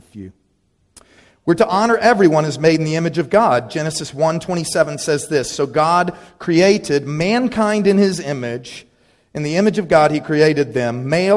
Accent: Dallas, Texas, United States; When I grew up in Dallas, Texas, I was by no means poor, but I did go to a high school there that was all about status.

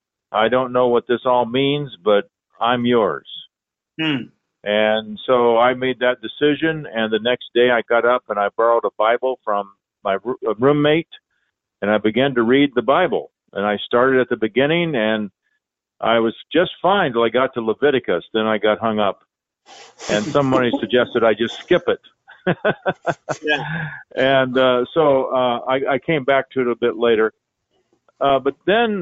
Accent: Indianapolis, Indiana, United States; moved away as an adult; also born or lived in Oklahoma; I was raised in Indianapolis, Indiana

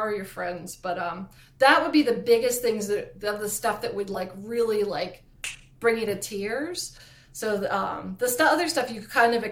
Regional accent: East Coast, United States; I talk so fast because I'm from the East Coast

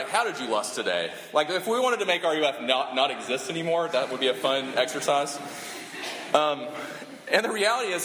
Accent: South Carolina, United States; I'm from South Carolina

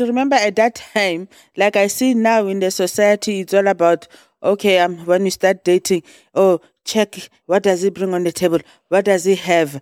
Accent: South Africa; moved away; I'm from South Africa

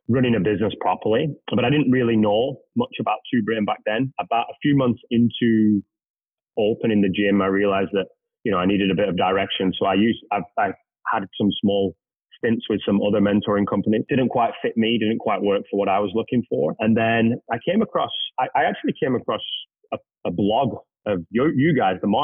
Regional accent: England, United Kingdom; moved away as an adult; now in Canada; I'm originally from England.

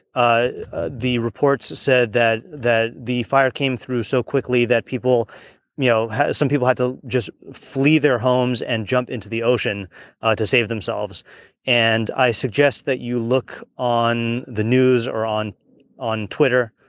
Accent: Hawaii, United States; I grew up in Hawaii

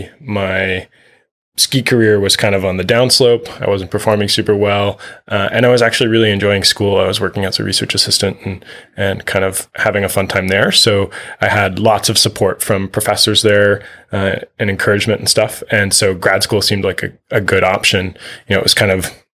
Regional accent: Minneapolis, Minnesota, United States; moved away as an adult; also born or lived in Vermont / British Columbia; I grew up in Minneapolis, Minnesota, and was a cross-country skier in high school and growing up.

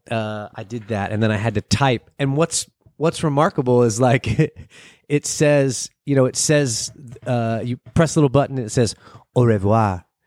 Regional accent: United States; I'm from America.

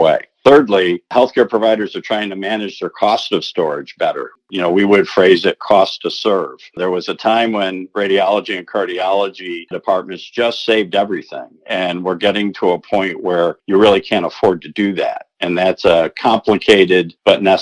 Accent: Rochester, New York, United States; I started with the Eastman Kodak Company in my hometown of Rochester, New York

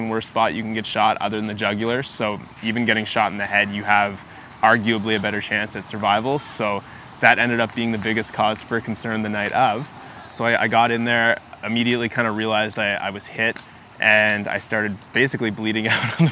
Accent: Ottawa, Ontario, Canada; Born and raised in Ottawa, just about 10 minutes from this location here, in Kanata, I guess you could say. I've been here my entire life

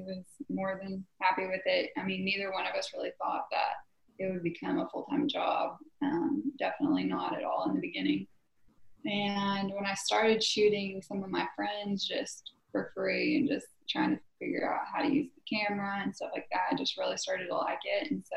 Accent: Southwest Oklahoma, United States; I'm from Southwest Oklahoma

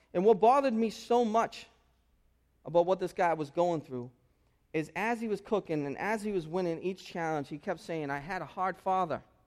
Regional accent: United States; this is how we are in American culture

